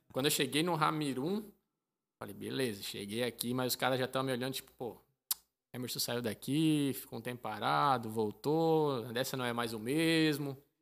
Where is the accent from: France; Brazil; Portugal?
Brazil; moved away as an adult; now in Malta; sou brasileiro